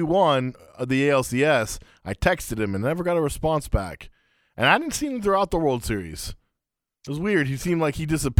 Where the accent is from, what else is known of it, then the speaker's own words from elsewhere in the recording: Afghanistan; But weirded out because technically the Taliban don't rule it. And I'm like, right. Are they cool with that or not? It's a weird thing going on in my home